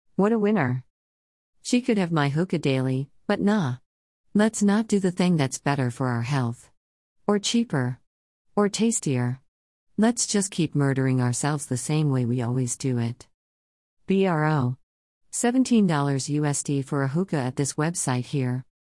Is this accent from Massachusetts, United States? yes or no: no; Erie, Pennsylvania, United States; I grew up in the Erie Ghetto, y'all. East eighteenth Street, about two blocks away from the project's administration building